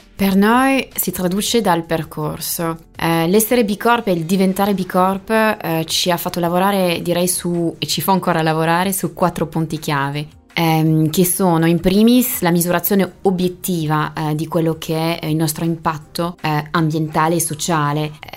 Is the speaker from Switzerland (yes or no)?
no; Brittany, France; Italian is a second language; moved away; io sono francese, più precisamente bretone e la Bretagna è una bellissima regione di mare